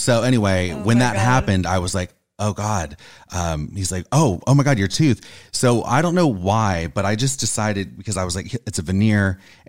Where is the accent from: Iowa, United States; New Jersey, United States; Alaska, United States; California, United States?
California, United States; Orange County, California. Oh, okay. Not too far.